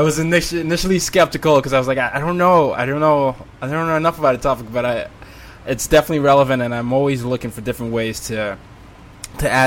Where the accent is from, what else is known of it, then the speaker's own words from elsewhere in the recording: Nigeria; I'm Nigerian